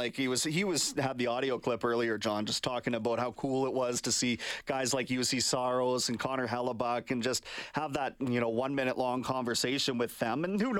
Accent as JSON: {"language": "English", "town": "Kamloops", "region": "British Columbia", "country": "Canada", "tie": "born or raised there", "said": "my hometown of Kamloops, B.C."}